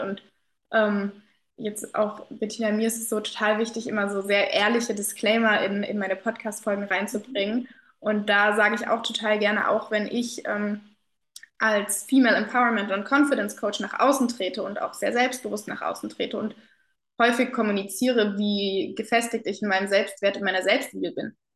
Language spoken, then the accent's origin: German; Kassel, Hesse, Germany; moved away as an adult; ich war zu Corona-Zeiten dann wieder ähm, in der Heimat hier in Kassel